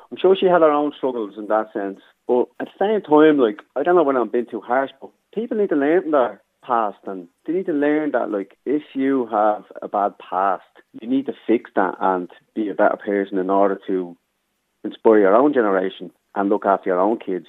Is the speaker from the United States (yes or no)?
no; Dublin, Leinster, Ireland; also born or lived in Germany / London / Coolock, Dublin; Born in Darndale, so I was back 82, so grew up in Darndale as a young kid.